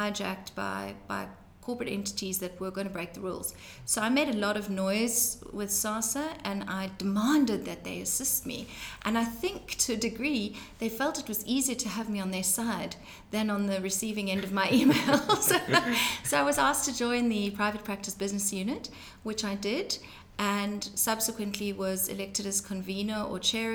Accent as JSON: {"language": "English", "town": "Johannesburg", "region": "Gauteng", "country": "South Africa", "tie": "born or raised there", "moved": "yes", "lives_now": "Cape Town, South Africa", "said": "I grew up in Johannesburg in South Africa"}